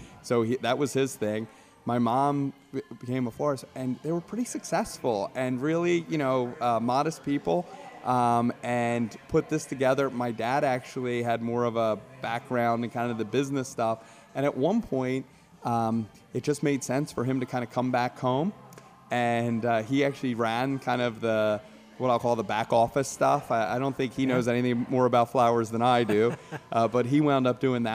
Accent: Downingtown, Pennsylvania, United States; moved away as an adult; also born or lived in Montgomery County, Pennsylvania; I grew up in Downingtown area, West Bradford Township, which is, you know, somewhere between Downingtown and Westchester

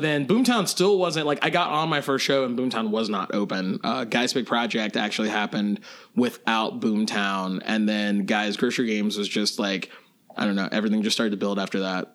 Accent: Lexington, Kentucky, United States; I grew up in Lexington, Kentucky

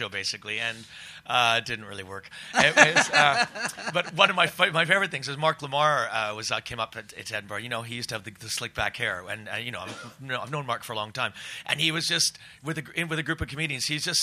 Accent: Canada; also born or lived in Scotland; I was born in Scotland, actually, but I grew up in Canada. I'm an immigrant

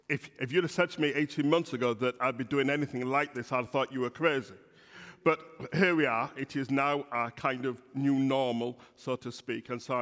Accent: Bradford, Yorkshire and the Humber, United Kingdom; accent: Yorkshire; now in Birmingham, United Kingdom; the church I grew up in Bradford, this is a Yorkshire accent. So although I've lived in Birmingham for 37 years, it's often said that you can take the man out of Yorkshire, but you can't take Yor

